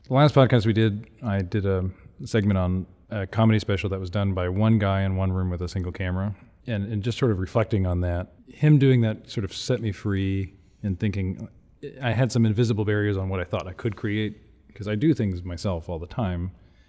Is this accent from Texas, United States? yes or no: yes; Houston, Texas, United States; Houston, I'm from Houston